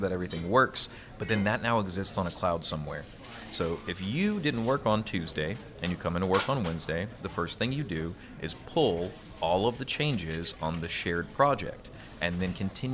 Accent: Louisiana, United States; I'm born and raised in Louisiana. I love this place

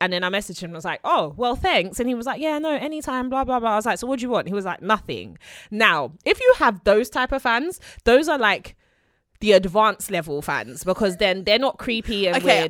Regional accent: London, United Kingdom; born there; London is a city, right? So I'm a city girl.

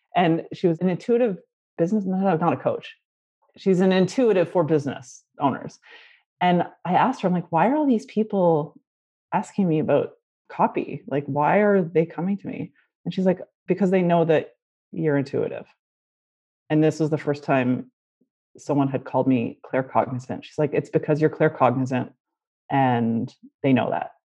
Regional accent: Canada; Growing up in Canada, French is the official second language, so we had to take it in school

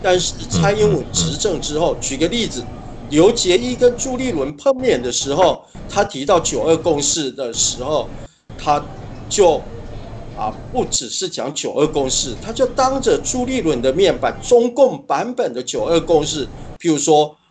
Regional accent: Changhua County, Taiwan; 我的故乡在彰化，所以我也比较关心彰化的选情，也跟彰化地区的立委候选人比较有一些交流跟沟通

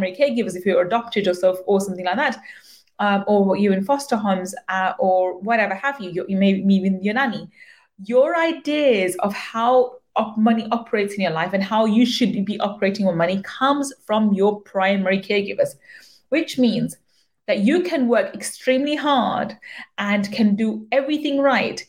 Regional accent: United Kingdom; I am a British born Pakistani.

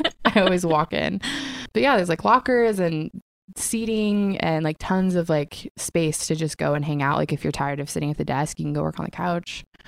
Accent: Coeur d'Alene, Idaho, United States; I was born and raised in Coeur d'Alene, Idaho.

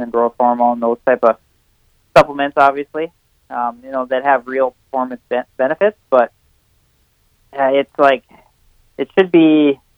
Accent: Millville, Minnesota, United States; now in Cortez, United States; here in Cortez, Colorado, it's um, uh, it kind of reminds me of growing up in Millville.

